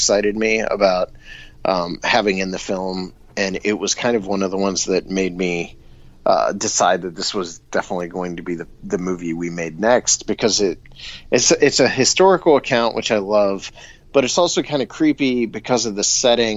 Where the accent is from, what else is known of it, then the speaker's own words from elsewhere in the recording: Bolivar, Ohio, United States; I grew up in Bolivar